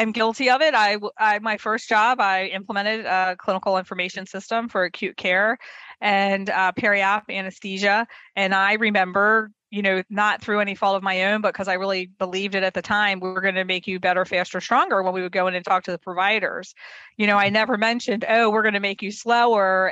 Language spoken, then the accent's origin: English; Baltimore, Maryland, United States; I was born and raised in Baltimore, Maryland